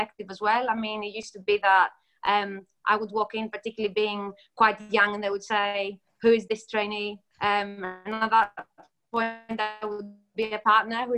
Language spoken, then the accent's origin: English; Greece; moved away as an adult; now in United Kingdom; I come from Greece originally. I grew up in Greece and then I came over to the UK to study.